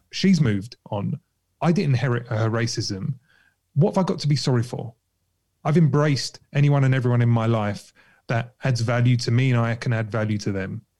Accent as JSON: {"language": "English", "region": "London", "country": "United Kingdom", "tie": "born or raised there", "said": "I grew up in Kentish Town"}